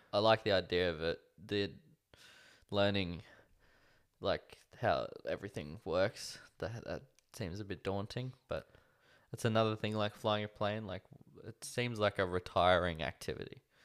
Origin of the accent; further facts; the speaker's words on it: Australia; I don't feel like I have an identity as an Australian